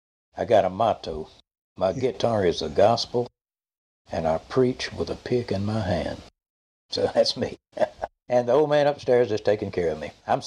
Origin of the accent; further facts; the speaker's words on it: Walnut, Mississippi, United States; I'm from Walnut, Mississippi, but nobody ever heard of Walnut, Mississippi.